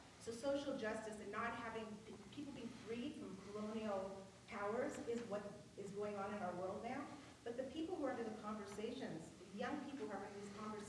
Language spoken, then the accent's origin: English; California, United States; moved away; I grew up in the generations you're talking about. I came from California. I lived in primarily like predominant Jewish areas.